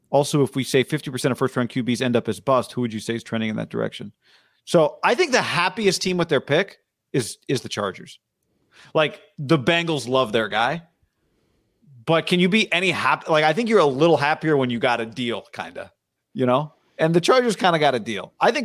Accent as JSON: {"language": "English", "country": "Israel", "tie": "born there", "said": "My mom, I was born in Israel."}